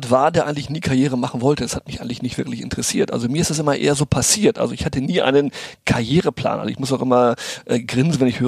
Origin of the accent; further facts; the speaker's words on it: Brazil; Sicherheit von meinen Eltern mit nicht nur in die Wiege, sondern auch ins Spielzimmer nach Brasilien, wo ich aufgewachsen bin, äh, gelegt ähm, bekommen.